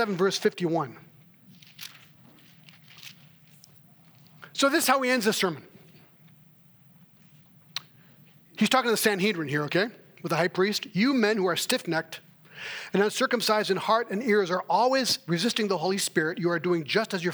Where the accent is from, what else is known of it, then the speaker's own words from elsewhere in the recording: Switzerland; moved away; I was raised in Switzerland